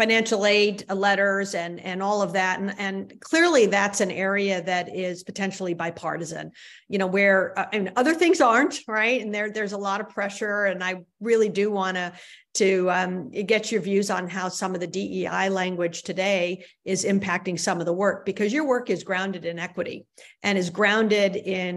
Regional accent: California, United States; moved away as an adult; also born or lived in Michigan; I'm from California and I'm here in California now, but I spent the first half of my career in Michigan.

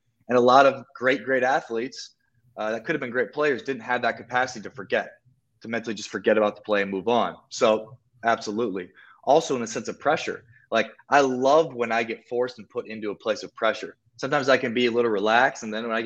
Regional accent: South Dakota, United States; moved away as an adult; also born or lived in Miami / Colombia; I'm from South Dakota, and in South Dakota, like, you don't show off

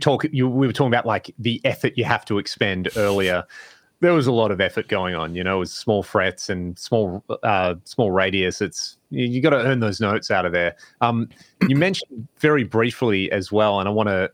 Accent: Australia; growing up in Australia

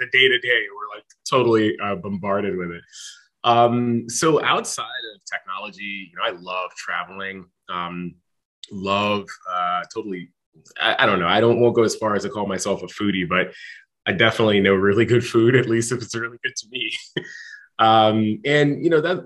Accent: New York, United States; growing up in New York, I was in, maybe somewhere around like 11 and a half, 12 years old

